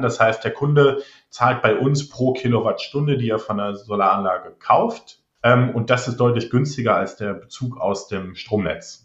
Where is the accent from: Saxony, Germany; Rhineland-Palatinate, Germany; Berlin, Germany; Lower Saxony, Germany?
Rhineland-Palatinate, Germany; near Trier; also born or lived in Australia / Netherlands (half Dutch); bei den Stadtwerken in Trier, ähm, das ist in der Nähe von meiner Heimat